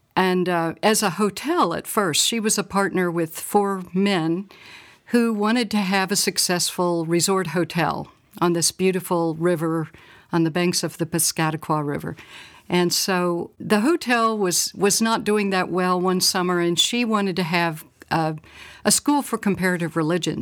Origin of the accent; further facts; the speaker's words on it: Little Rock, Arkansas, United States; I'm from Little Rock, Arkansas, and I grew up in the fifties and sixties